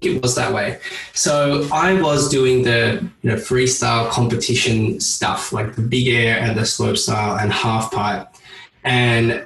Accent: Australia; being Australian

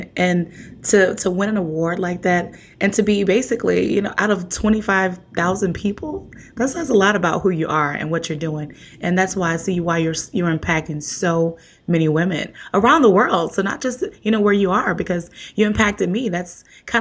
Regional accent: New Orleans, Louisiana, United States; I'm from New Orleans

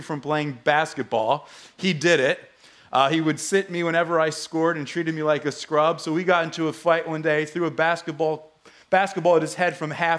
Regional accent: New Jersey, United States; I grew up in the Holy Land, New Jersey

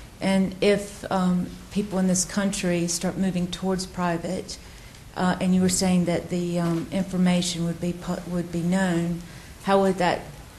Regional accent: United States; moved away as an adult; now in United Kingdom; Hi, as an American who's fairly new to this country

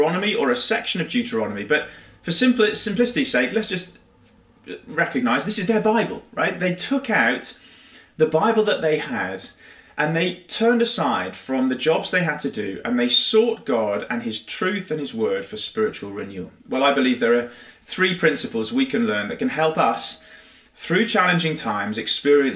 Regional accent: United Kingdom; being rather British

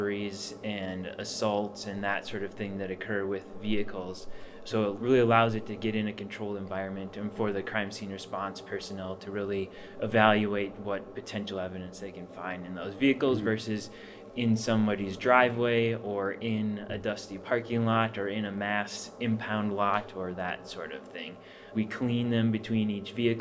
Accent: Fargo, North Dakota, United States; moved away as an adult; now in Phoenix, United States; Where I grew up in Fargo, North Dakota

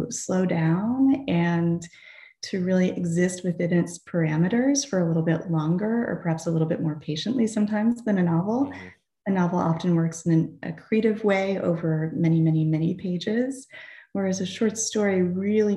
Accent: New England, United States; moved away as an adult; also born or lived in Boston / Tucson, Arizona; growing up in New England, going to college in New England, and then living in Boston after college

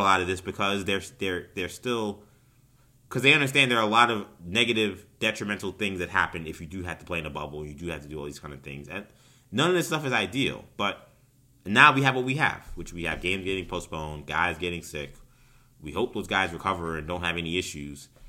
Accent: New York, United States; as a New Yorker

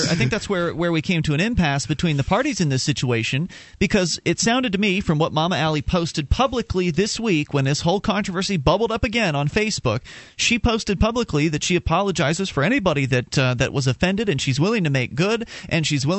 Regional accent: the South, United States; I grew up in the South.

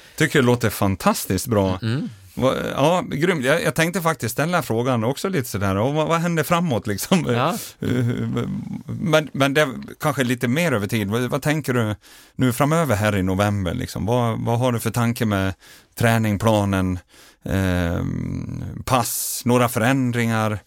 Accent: Dalarna County, Sweden; Hemma i Dalarna

